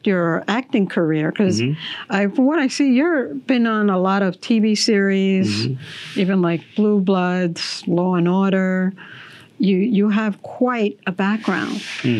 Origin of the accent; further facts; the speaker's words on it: New York City, New York, United States; Yes, I'm a Queens girl. Actually, I'm a Brooklyn.